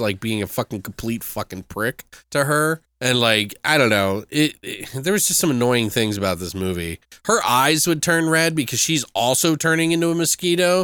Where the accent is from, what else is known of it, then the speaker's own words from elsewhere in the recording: Maryland, United States; moved away; I am from Maryland originally